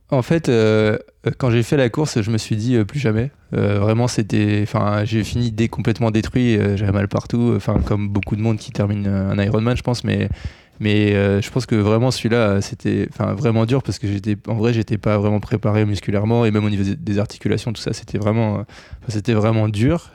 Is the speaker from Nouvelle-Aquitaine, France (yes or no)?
yes; near Bordeaux, Nouvelle-Aquitaine, France; Dans le sud-ouest, parce que je viens de pas loin de Bordeaux